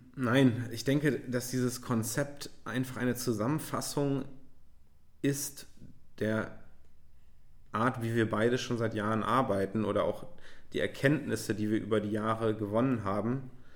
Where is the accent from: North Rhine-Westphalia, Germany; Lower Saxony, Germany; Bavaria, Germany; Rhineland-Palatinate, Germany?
Lower Saxony, Germany; Göttingen; now in Hamburg, Germany; Es gab so einen Laden bei uns in Göttingen, Freestyle